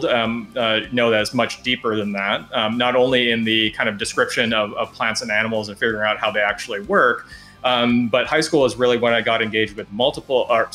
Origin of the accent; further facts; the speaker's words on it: Alaska, United States; I grew up in Alaska, and the reason that I grew up in Alaska was, my parents were teachers